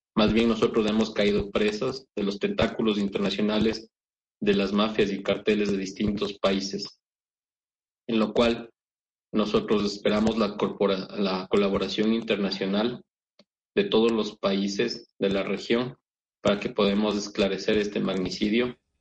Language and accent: Spanish; Ecuador